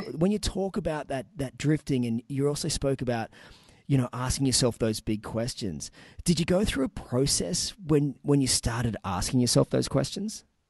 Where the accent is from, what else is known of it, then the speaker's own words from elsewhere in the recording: Newcastle, New South Wales, Australia; my hometown in Newcastle